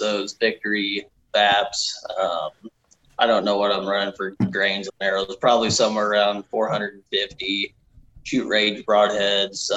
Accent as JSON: {"language": "English", "town": "Bonne Terre", "region": "Missouri", "country": "United States", "tie": "born or raised there", "said": "I was born in Bon Terre, Missouri"}